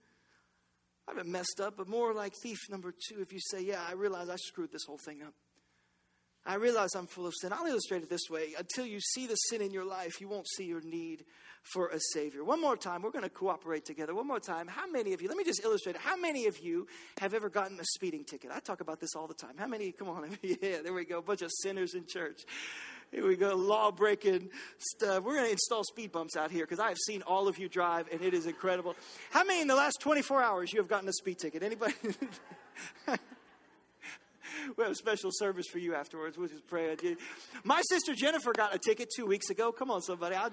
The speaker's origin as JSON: {"language": "English", "town": "Baton Rouge", "region": "Louisiana", "country": "United States", "said": "I'm from Baton Rouge."}